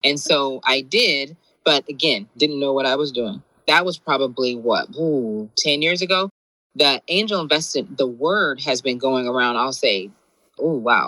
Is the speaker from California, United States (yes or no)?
yes; San Gabriel Valley, California, United States; also born or lived in Shreveport, Louisiana (family) / Compton, California; they moved to, San Gabriel Valley, I think it is. So that's where I kind of grew up.